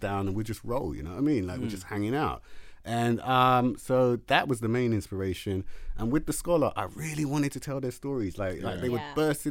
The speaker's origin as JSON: {"language": "English", "region": "London", "country": "United Kingdom", "tie": "born or raised there", "said": "growing up in London"}